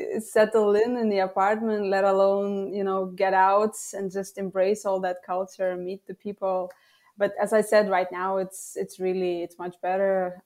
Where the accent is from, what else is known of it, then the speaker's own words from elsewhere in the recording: Lithuania; first language Lithuanian; English is a second language; as a freelance copywriter and translator, actually, translating from English to Lithuanian, which is my mother tongue, and vice versa.